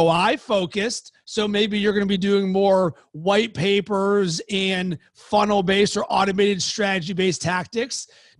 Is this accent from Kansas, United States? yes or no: no; Pittsburgh, Pennsylvania, United States; now in Chicago, United States; from Pittsburgh